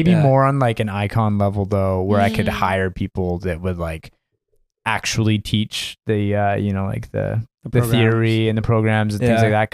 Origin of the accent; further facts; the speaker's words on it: Canada; moved away; also born or lived in Winnipeg / Germany; I'm Canadian